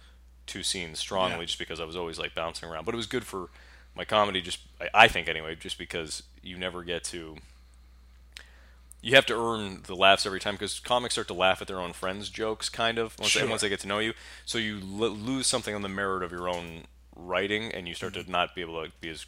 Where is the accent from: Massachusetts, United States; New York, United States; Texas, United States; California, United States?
Massachusetts, United States; Bridgewater; Bridgewater, Massachusetts.